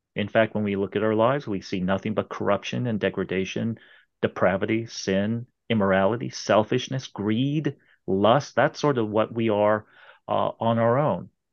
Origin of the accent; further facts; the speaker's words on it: Irvine, California, United States; moved away; I was, uh, uh, uh, practically born and raised in Southern California